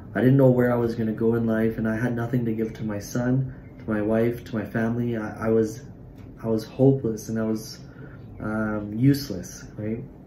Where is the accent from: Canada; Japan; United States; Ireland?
Canada; Surrey, British Columbia; I'm from Surrey